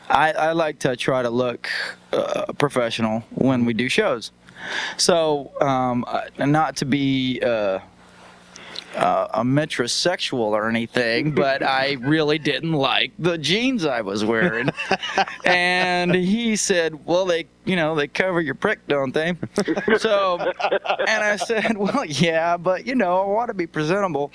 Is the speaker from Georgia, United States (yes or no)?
yes; Atlanta, Georgia, United States; moved away as an adult; also born or lived in Kingsport, Tennessee; now in Tacoma, United States; I was born in Kingsport, Tennessee, and was raised in Atlanta, Georgia